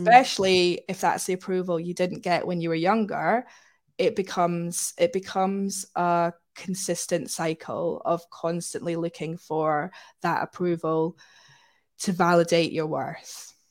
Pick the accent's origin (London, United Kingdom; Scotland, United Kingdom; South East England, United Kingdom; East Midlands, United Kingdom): Scotland, United Kingdom; now in Manchester, United Kingdom; I grew up in Scotland